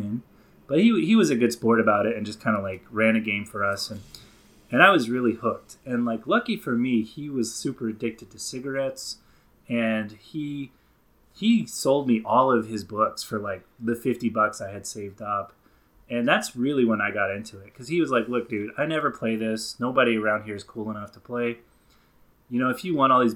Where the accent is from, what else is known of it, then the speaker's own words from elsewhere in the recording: the Bible Belt, United States; I grew up down in the Bible Belt